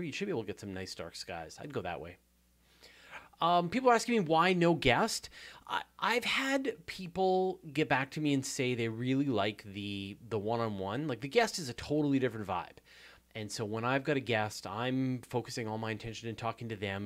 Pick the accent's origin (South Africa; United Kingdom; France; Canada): Canada; Hornby Island, British Columbia; also born or lived in Vancouver Island; I grew up on Hornby Island